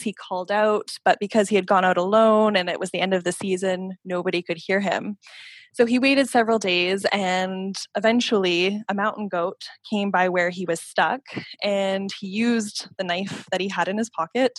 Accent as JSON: {"language": "English", "town": "Calgary", "region": "Alberta", "country": "Canada", "tie": "born or raised there", "moved": "yes", "lives_now": "Ottawa, Canada", "said": "I grew up in Calgary, Alberta. I'm currently living in Ottawa, Ontario"}